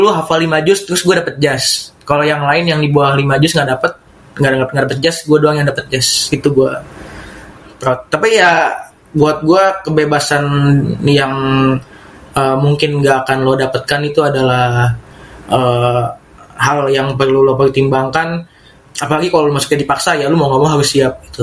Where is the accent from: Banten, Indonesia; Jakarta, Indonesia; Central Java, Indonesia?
Jakarta, Indonesia; Gue kan memang dari dari kecil Jakarta ya. Dan ketahuan sekarang setelah lulus pesantren kalau gue memang lebih nyaman di Jakarta meskipun memang keras juga kehidupannya.